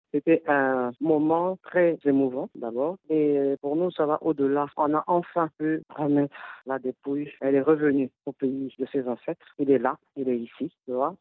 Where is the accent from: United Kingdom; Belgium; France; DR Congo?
DR Congo; on veut être unis en tant que Congolais